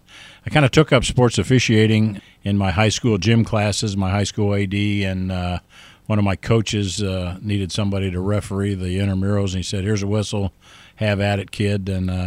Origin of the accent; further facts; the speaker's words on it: Ohio, United States; Yeah, growing up in Ohio, Mark, I participated in, of course, Little League baseball, grade school, junior high school sports, and up through my high school level.